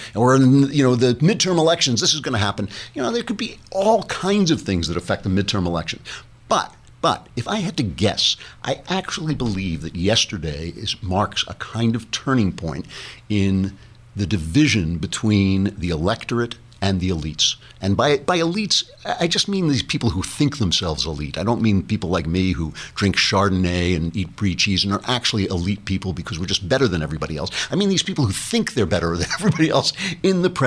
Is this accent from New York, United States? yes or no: yes; New York, United States; I'm a New Yorker and I say standing online